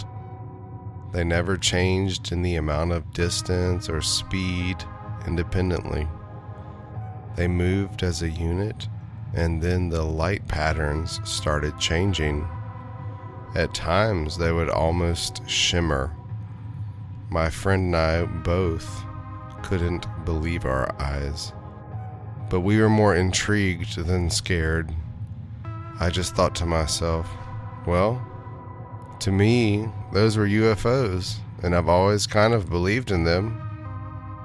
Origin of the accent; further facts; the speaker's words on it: Hillsborough, North Carolina, United States; I grew up in Hillsborough, North Carolina, in the Piedmont of the state